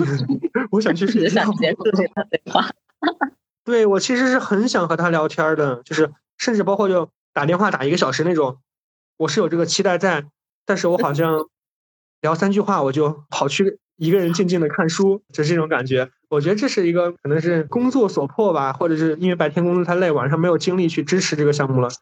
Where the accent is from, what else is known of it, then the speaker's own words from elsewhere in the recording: Hancheng, Shaanxi, China; 我是在韩城出生的嘛，然后韩城特产不是什么大红袍花椒